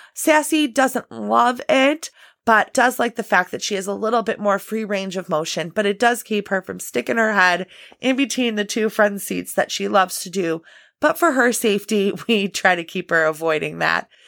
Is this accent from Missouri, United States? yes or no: no; Illinois, United States; I'm from Illinois and, you know, we do get some pretty brutal winters here in the Midwest. I'm just outside Chicago